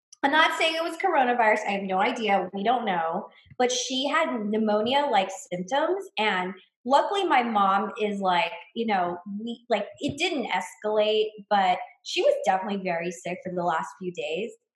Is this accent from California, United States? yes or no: yes; Los Angeles, California, United States; moved away; also born or lived in Mexico; my mom she lives in a pretty insular Chinese community in Los Angeles